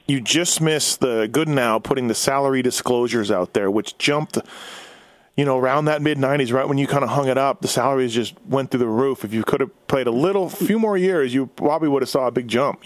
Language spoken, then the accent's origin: English; Winnipeg, Manitoba, Canada; I grew up in Winnipeg, so we didn't have a, we had a lot of flat, cold